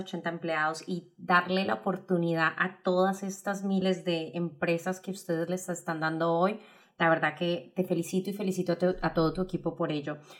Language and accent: Spanish; Colombia; moved away; yo como colombiana lo veo en, muchos de mi, familia que todavía está en Colombia